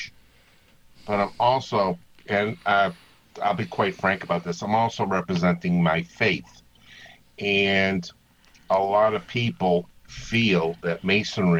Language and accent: English; Massachusetts, United States; now in Maryland, United States; Being from Massachusetts and having my accent